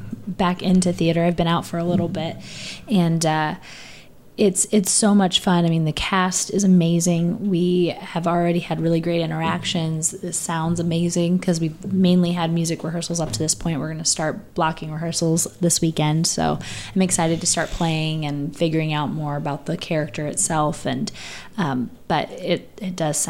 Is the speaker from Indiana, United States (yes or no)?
yes; Lawrence, Indiana, United States; also born or lived in Decatur, Illinois; I grew up in Lawrence